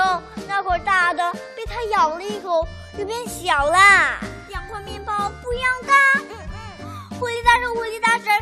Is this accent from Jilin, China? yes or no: yes; Changchun, Jilin, China; 我们俩是一对可爱的双胞胎姐妹。我们来自吉林省长春市，今年六岁啦。